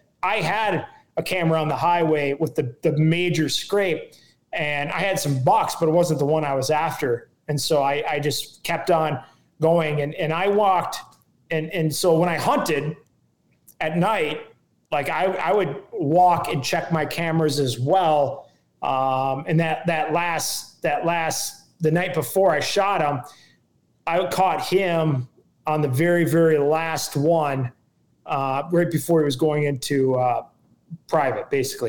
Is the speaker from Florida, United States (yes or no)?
no; Minnesota, United States; And it was the coldest I've been in a long time. And I'm from Minnesota.